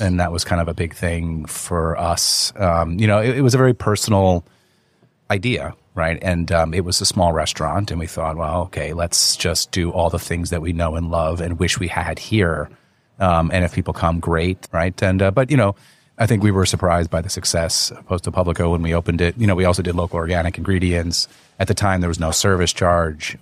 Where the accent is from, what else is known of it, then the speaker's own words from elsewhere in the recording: Wayne, New Jersey, United States; moved away as an adult; also born or lived in New York; now in Hong Kong; I was born in New York, but I really grew up in North Jersey.